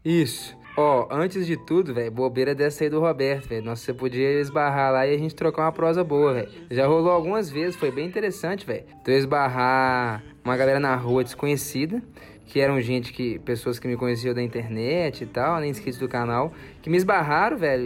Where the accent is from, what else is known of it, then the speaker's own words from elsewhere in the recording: Minas Gerais, Brazil; sou aqui de Minas Gerais